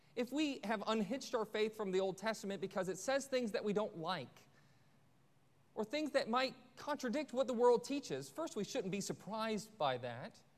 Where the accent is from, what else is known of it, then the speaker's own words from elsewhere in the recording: Forsyth County, Georgia, United States; my hometown in uh, Forsyth County